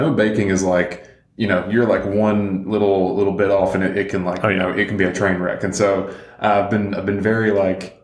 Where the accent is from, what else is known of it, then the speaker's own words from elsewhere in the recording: the South, United States; I grew up in the South